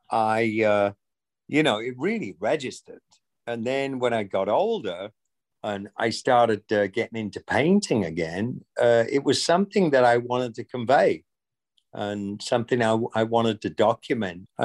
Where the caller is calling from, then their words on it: Tysons Corner, Virginia, United States; I'm actually at Tyson's Corner um, in the DC area.